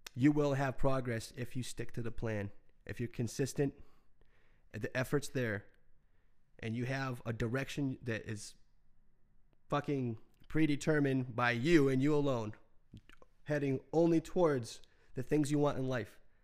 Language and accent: English; United States; as an American